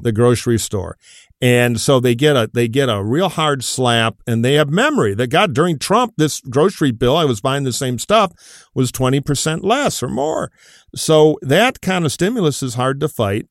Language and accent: English; Detroit, Michigan, United States; back in my hometown of Detroit